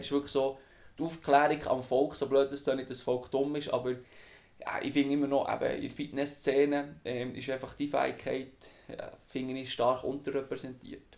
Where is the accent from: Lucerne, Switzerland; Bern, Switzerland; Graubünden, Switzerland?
Bern, Switzerland; Wimmis; Ich bin aufgewachsen im Berner Obland in Wimmis